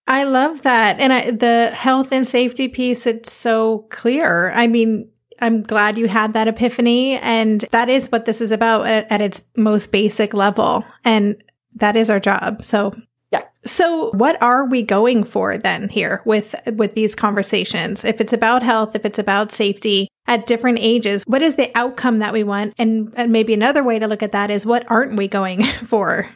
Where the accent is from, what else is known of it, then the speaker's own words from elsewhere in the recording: United States; moved away as an adult; also born or lived in Netherlands; now in Amsterdam, Netherlands; as an American living here, it's something we moved here when Asher was nine